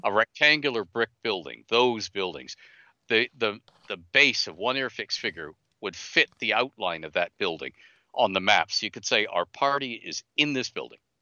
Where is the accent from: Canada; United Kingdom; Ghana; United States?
Canada; I'm Canadian.